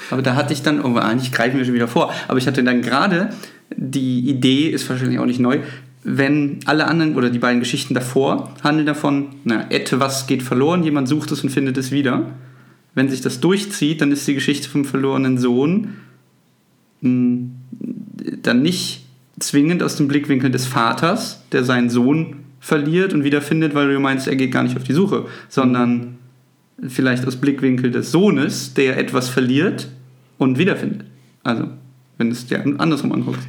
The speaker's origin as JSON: {"language": "German", "town": "Sulingen", "region": "Lower Saxony", "country": "Germany", "tie": "born or raised there", "moved": "yes", "lives_now": "Hanover, Germany", "said": "meine alte Heimat ist so Suling, da bin ich aufgewachsen"}